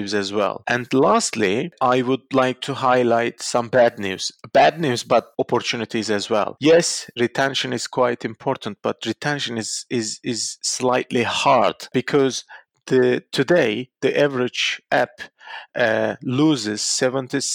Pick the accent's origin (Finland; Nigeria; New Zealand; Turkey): Turkey; Istanbul; moved away; my hometown.